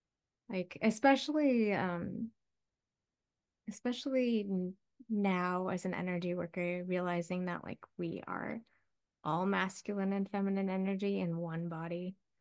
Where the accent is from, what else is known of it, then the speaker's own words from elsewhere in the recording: Midwest, United States; I grew up in the Midwest. Every house had lightning rods on the roof because we had thunderstorms all the time and had old farmhouses